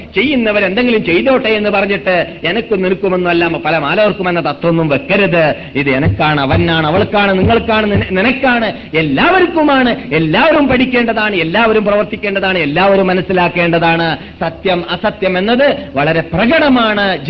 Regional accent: Kasaragod, Kerala, India; ഞങ്ങളുടെ നാട്ടിനെ സംബന്ധിച്ചിടത്തോളം കാസർഗോഡ് മല്ലികാർജ്ജുന ദേവസ്ഥാനം

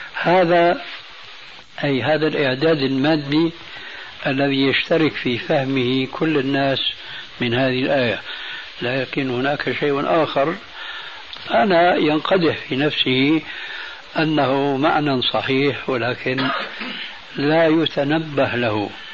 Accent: Syria; عندنا في سوريا

